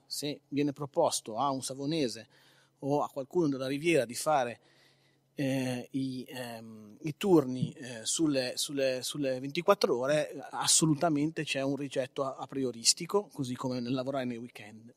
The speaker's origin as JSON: {"language": "Italian", "town": "Carcare", "region": "Liguria", "country": "Italy", "said": "io sono di Carcare"}